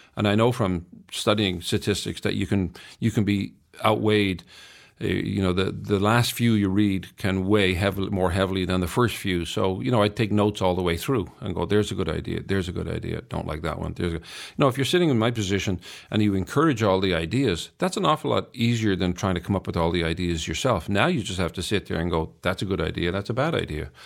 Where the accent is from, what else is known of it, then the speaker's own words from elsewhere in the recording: Ireland; I'm Irish